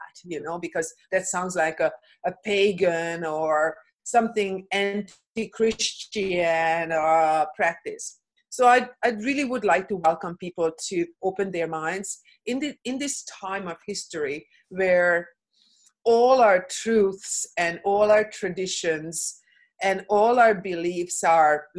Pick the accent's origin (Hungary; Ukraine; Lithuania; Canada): Hungary; moved away; I come from Hungary. I come from a communist background